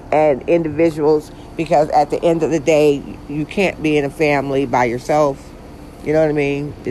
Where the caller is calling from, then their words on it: Georgia, United States; And I'm actually recording from Georgia, the state of Georgia.